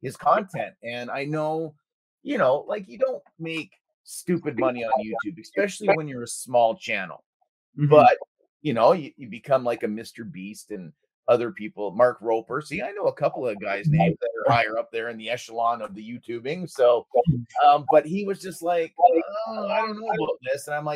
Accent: Canada; being Canadian

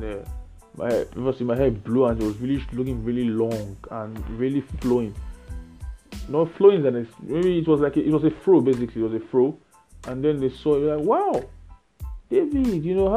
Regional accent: Nigeria; I'm Nigerian. I can only speak about Nigerian things. So I don't know. I didn't grow up in any other society but Nigeria, and I know Nigeria very well

